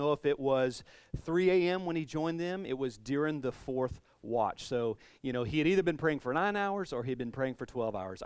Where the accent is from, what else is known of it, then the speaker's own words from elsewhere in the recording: the South, United States; I'm from the South, so riled is a word